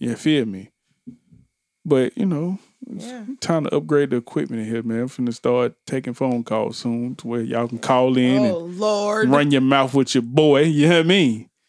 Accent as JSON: {"language": "English", "country": "United States", "said": "I'm American."}